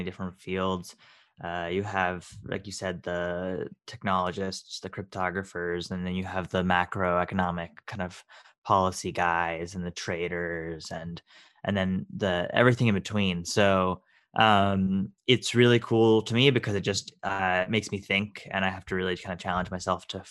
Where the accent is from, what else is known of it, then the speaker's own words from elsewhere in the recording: Texas, United States; also born or lived in Boston, Massachusetts; I was born in Boston, Massachusetts, and raised in Texas